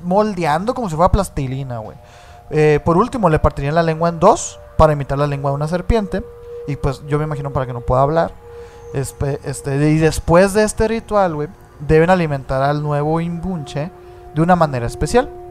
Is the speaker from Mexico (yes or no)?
yes; Mexico; nosotros siendo mexicanos